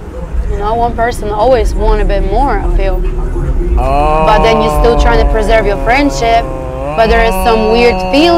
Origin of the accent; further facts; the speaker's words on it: Poland; I ate that shit growing up in Poland.